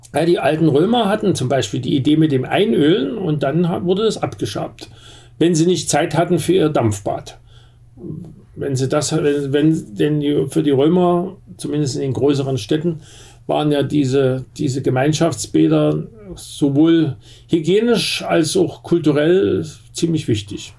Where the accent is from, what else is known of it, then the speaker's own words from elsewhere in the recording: Bad Elster, Saxony, Germany; now in Berlin, Germany; da, wo ich herkomme in Bad Elster